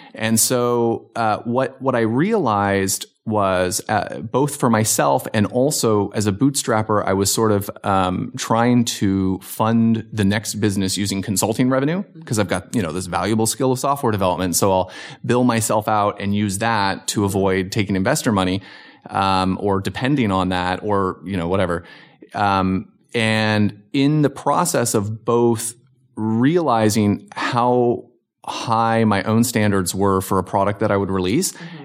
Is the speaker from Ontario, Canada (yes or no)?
yes; Hamilton, Ontario, Canada; also born or lived in Virginia Beach, United States / Arizona, United States; now in Simi Valley, United States; I grew up in Canada, so okay. I was from Southern Ontario, Hamilton, Ontario